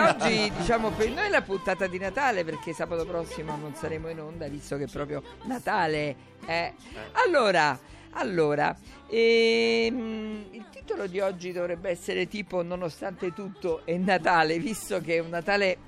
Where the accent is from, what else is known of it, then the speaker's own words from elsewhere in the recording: Naples, Campania, Italy; Io che sono napoletana